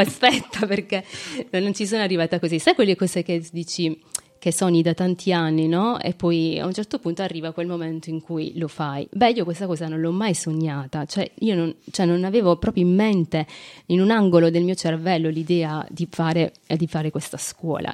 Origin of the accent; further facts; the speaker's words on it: Ruvo di Puglia, Apulia, Italy; Ruvo, che è appunto il mio paese, nel, nella mia città